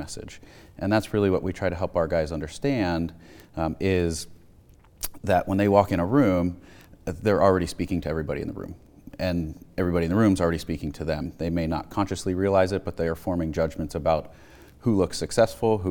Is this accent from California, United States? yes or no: no; Malvern, Pennsylvania, United States; I grew up outside of Philadelphia in the town of Malvern, went to Great Valley High School